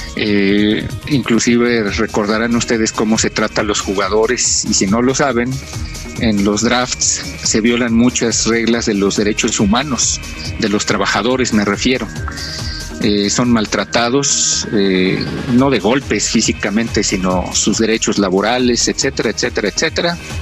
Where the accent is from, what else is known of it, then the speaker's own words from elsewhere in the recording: Mexico; seamos los mexicanos